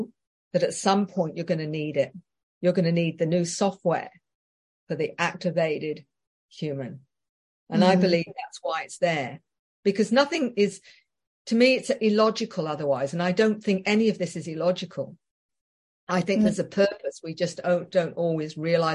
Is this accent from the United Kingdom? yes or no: yes; England, United Kingdom; being very English